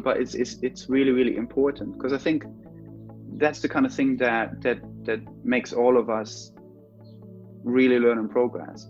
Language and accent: English; Germany; moved away as an adult; also born or lived in London; I'm from Germany, so I moved to London to do an MA